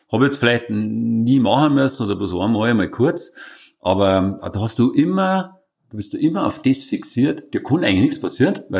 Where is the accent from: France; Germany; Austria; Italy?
Austria; Vienna; Und die haben dann gefragt, wo kommst du denn her? Sag ich, aus Wien.